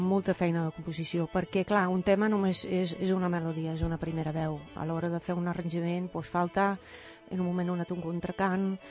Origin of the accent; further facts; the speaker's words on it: Netherlands; Catalan is a second language; moved away as an adult; now in Spain; com a holandesa